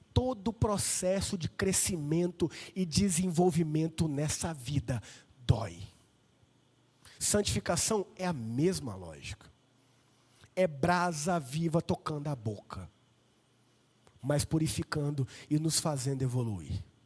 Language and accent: Portuguese; Vila Velha, Espírito Santo, Brazil; now in Limeira, Brazil; eu sou de Vila Velha. Espírito Santo, inverno lá é 27 graus